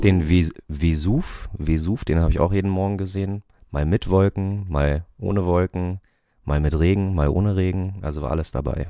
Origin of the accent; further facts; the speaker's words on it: Berlin, Germany; ich komme aus Berlin